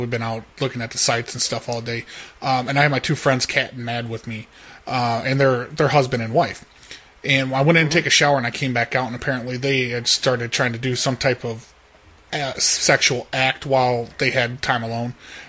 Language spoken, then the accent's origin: English; Florida, United States; We come from Florida, and we're just kind of driving through.